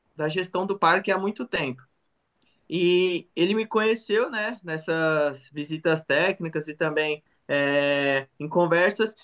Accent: São Paulo, Brazil; Sou de São Paulo, da Zona Leste

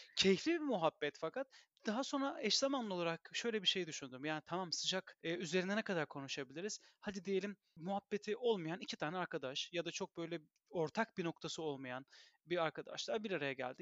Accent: Istanbul, Turkey; moved away as an adult; now in Belgium; İstanbul doğumlu birisi olarak

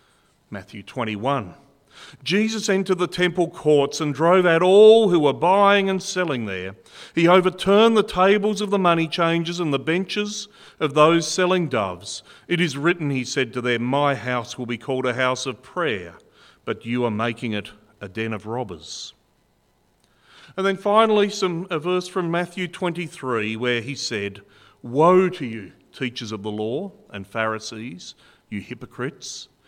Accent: Burnie, Tasmania, Australia; also born or lived in Penguin; I was actually born in Burnie, and I grew up in Burnie and in Penguin till I was about 18 years old, so I know this part of the world very well.

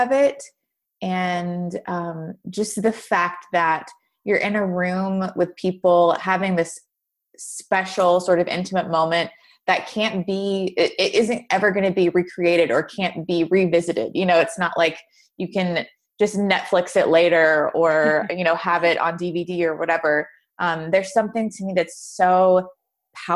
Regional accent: Nashville, Tennessee, United States; I grew up in Nashville

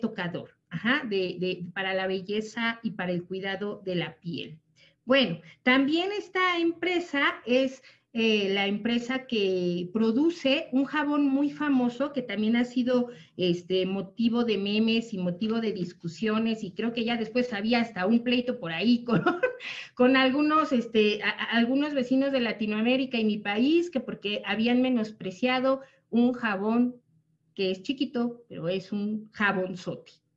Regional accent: Mexico; nosotros los mexicanos

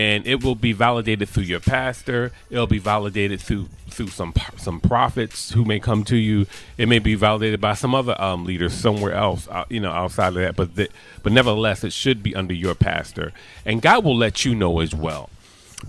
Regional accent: United States; I am an American, but I am an American.

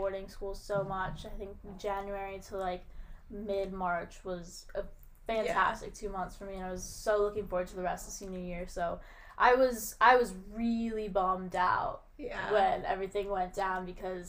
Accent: Connecticut, United States; moved away as an adult; I'm from Connecticut

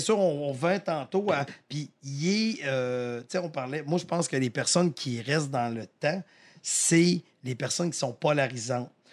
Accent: Victoriaville, Quebec, Canada; je viens de Victo

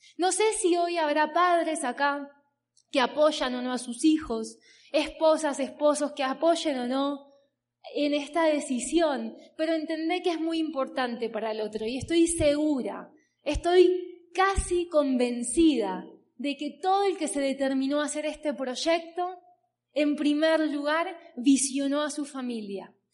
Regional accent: Berazategui, Buenos Aires Province, Argentina; vengo de Argentina, como bien les dije, tengo 30 años. Trabajo desde los 16, 17 años aproximadamente. Vengo de una ciudad que se llama Verazategui

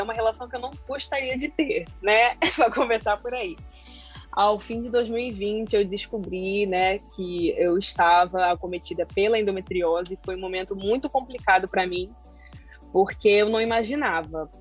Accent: Rio de Janeiro, Brazil; sou carioca, moro no Rio de Janeiro.

